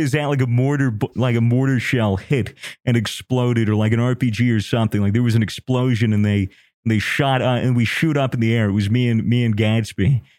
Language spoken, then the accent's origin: English; United States; I'm American